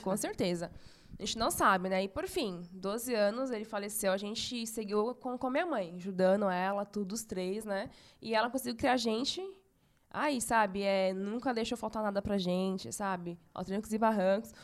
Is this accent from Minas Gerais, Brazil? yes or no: no; São Paulo, Brazil; Nasci em São Paulo mesmo, capital. Meus pais são do, do Nordeste. É, eu nasci aqui em São Paulo